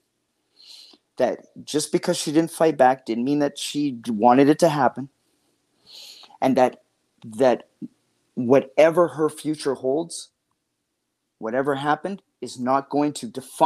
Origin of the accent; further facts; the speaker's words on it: Canada; I'm from Canada